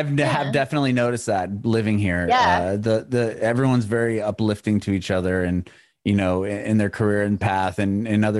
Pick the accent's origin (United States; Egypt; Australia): United States; San Diego, California; moved away as an adult; also born or lived in San Francisco; now in Nashville, United States; I'm originally from San Diego in California, and I, you know, born and raised there.